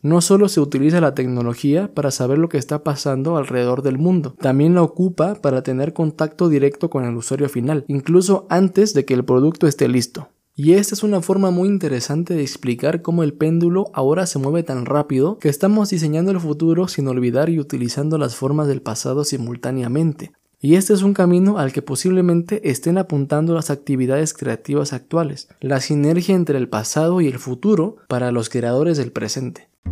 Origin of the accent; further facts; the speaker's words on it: Mexico; para tratar de entender quiénes éramos como mexicanos y para buscar nuestra verdadera identidad